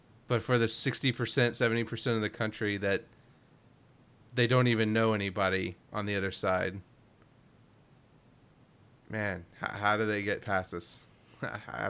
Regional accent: Kentucky, United States; I grew up in Kentucky.

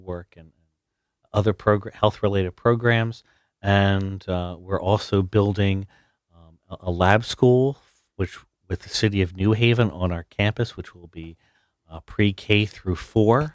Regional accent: New Jersey, United States; I am a New Jersey boy, born and raised

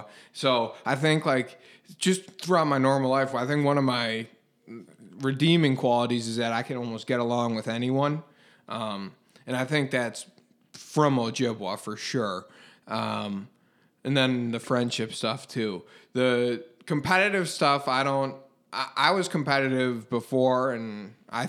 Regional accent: Glenview, Illinois, United States; I grew up in Glenview, smallish town

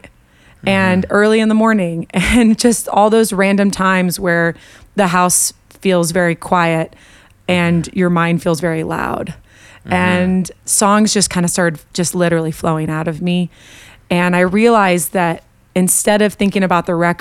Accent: Colorado, United States; I hail from Colorado, although I'm making a move to Nashville

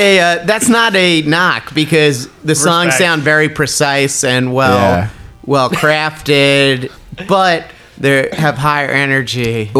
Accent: New York City, New York, United States; I grew up on Staten Island.

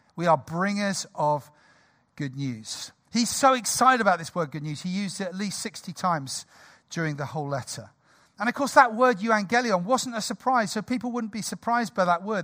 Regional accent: United Kingdom; we're British

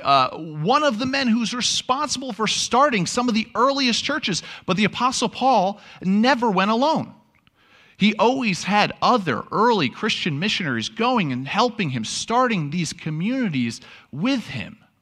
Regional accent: New York, United States; moved away; I'm from New York

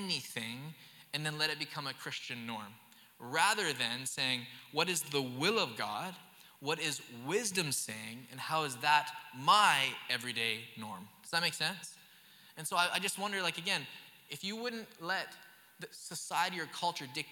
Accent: the Okanagan, British Columbia, Canada; moved away; I grew up in the Okanagan

